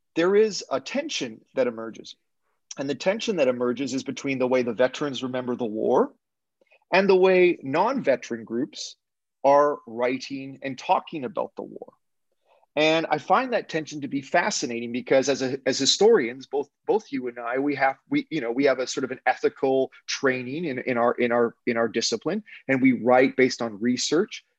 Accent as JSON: {"language": "English", "country": "Canada", "said": "as an English Canadian"}